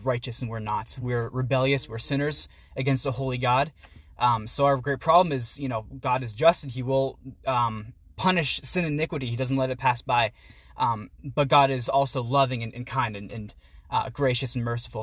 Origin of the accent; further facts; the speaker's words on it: Pittsburgh, Pennsylvania, United States; moved away as an adult; now in Philadelphia, United States; I grew up in the Pittsburgh area, um, down in Peters Township, and right now I'm a student at the University of Pennsylvania out in Philly